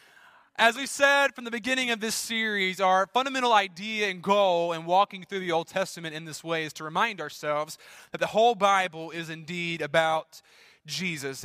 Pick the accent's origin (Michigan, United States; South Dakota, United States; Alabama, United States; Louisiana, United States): Louisiana, United States; my home state, Louisiana.